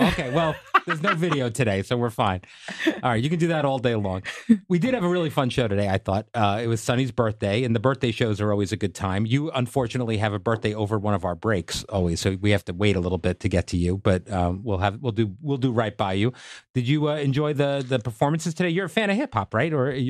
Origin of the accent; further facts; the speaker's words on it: Long Island, New York, United States; I grew up on Long Island in the 90s